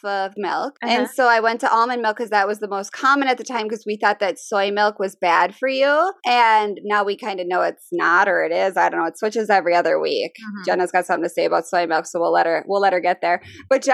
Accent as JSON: {"language": "English", "region": "Midwest", "country": "United States", "tie": "born or raised there", "said": "I grew up in the Midwest"}